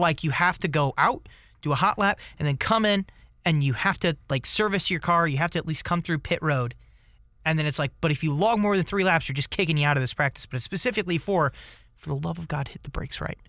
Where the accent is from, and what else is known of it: United States